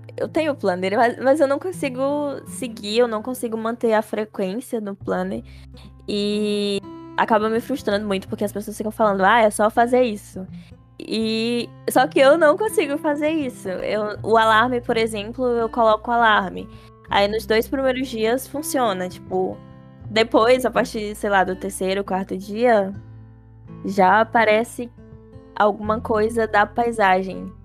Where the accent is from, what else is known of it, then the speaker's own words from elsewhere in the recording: Fortaleza, Ceará, Brazil; somos de Fortaleza